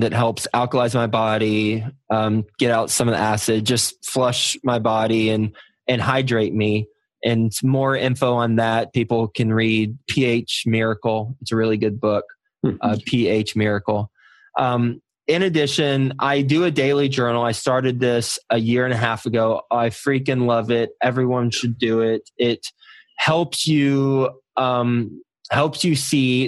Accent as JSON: {"language": "English", "region": "Texas", "country": "United States", "tie": "born or raised there", "also_born_or_lived": "Michigan / New York City", "moved": "as an adult", "said": "I was born in Michigan, but I spent most of my life in Texas. Fortunately, since I was from Texas"}